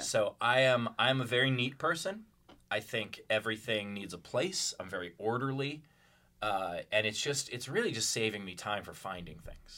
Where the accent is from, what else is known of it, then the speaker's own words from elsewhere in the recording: New York, United States; also born or lived in Louisville; now in Pittsburgh, United States; I grew up in Queens